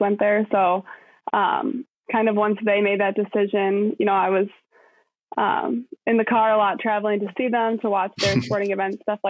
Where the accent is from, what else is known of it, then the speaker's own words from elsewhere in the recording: Rochester, Minnesota, United States; I grew up in Rochester. I'm one of nine kids